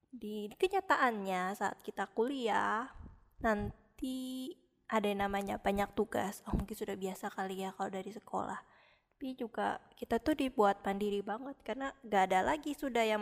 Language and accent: Indonesian; Samarinda, East Kalimantan, Indonesia; Saya berasal dari Samarinda.